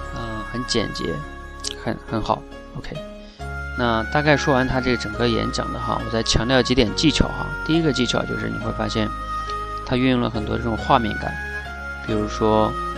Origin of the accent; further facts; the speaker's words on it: China; 我们大陆这边的父母